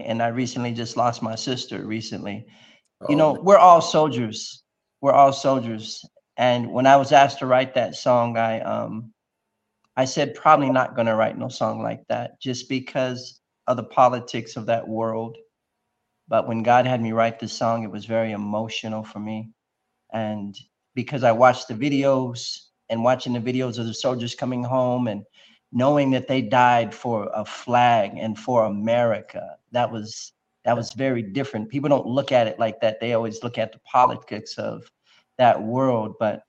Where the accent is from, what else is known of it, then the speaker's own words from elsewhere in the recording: Ipswich, East of England, United Kingdom; So I was a military brat. I was raised in Ipswich, England